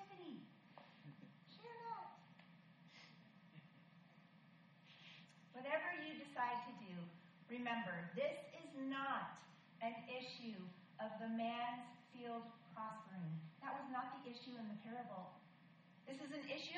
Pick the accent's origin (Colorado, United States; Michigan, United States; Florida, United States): Michigan, United States; I was born in Michigan.